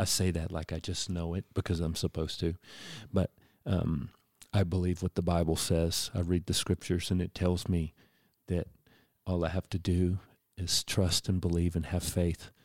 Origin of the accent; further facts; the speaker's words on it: Houston, Texas, United States; moved away; I'm originally from Houston